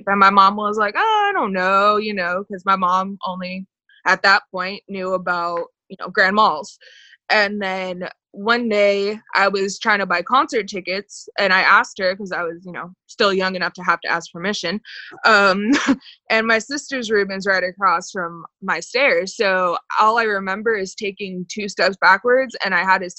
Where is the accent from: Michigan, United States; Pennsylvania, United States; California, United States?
California, United States; Southern; I'm from Southern California